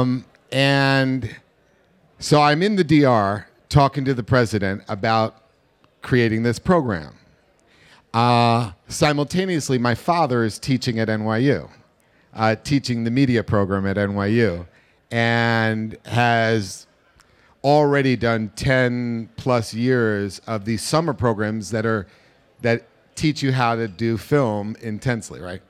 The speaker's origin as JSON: {"language": "English", "region": "New York", "country": "United States", "said": "I am and was a New Yorker."}